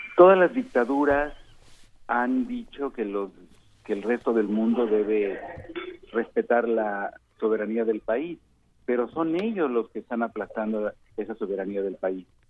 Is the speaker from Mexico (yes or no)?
yes; Mexico; vengo de México